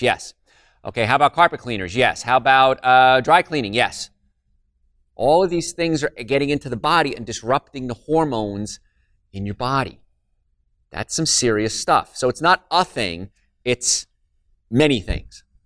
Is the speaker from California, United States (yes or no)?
no; New Jersey, United States; moved away; I'm from New Jersey, so I grew up in a place called Cancer Alley, and it was right around Carl Steady's Rutherford area